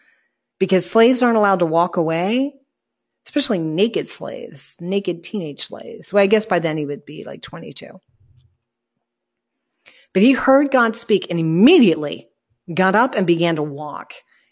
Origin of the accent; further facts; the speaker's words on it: Ireland; I guess because we're Irish. But we use this expression all the time.